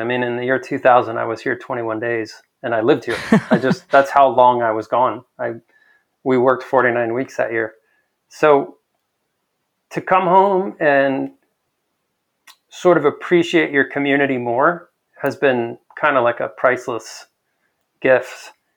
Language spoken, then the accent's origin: English; El Paso, Texas, United States; I spent the first almost ten years of my life a block away from Memorial Park in Central.